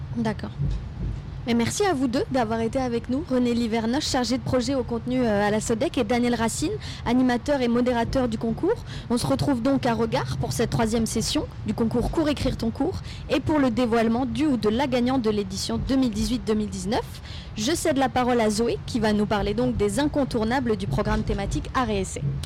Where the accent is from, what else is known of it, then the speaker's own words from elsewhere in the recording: Breton, Brittany, France; je suis bretonne